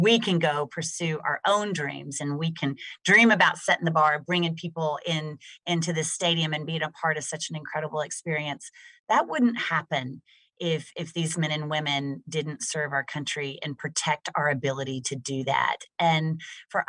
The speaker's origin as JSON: {"language": "English", "region": "Texas", "country": "United States", "said": "being a Texan"}